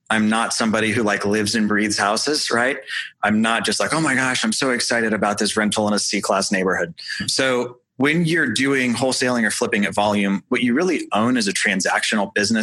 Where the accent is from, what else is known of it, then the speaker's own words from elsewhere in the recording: St. Louis, Missouri, United States; now in Indianapolis, United States; I was from St. Louis